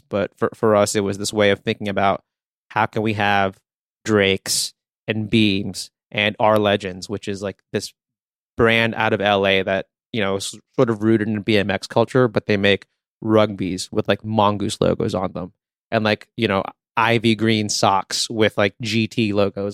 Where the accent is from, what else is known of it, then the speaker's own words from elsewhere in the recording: Philippines; moved away; I was born in the Philippines